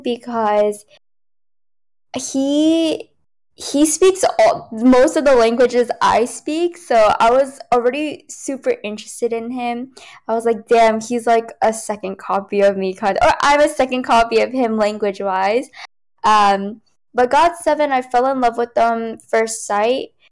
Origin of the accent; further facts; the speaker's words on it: United States; first language Cantonese; English is a second language; I'm, you know, from America